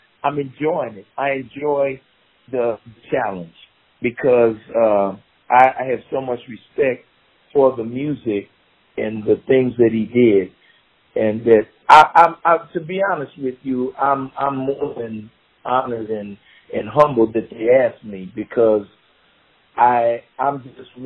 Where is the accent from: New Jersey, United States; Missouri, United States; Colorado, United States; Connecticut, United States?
Missouri, United States; Kansas City; I grew up in the 60s in the inner city in Kansas City. I grew up on 29th and Euclid. I went to Lincoln High School